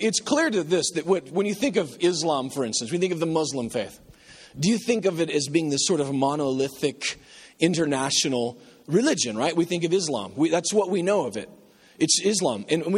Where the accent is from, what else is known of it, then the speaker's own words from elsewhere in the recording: Nebraska, United States; I'm from Nebraska